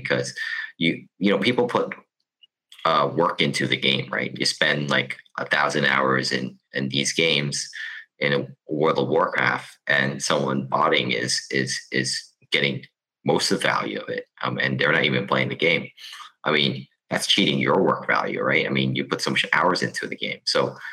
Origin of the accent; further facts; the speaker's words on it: Hong Kong; I come from a place from Hong Kong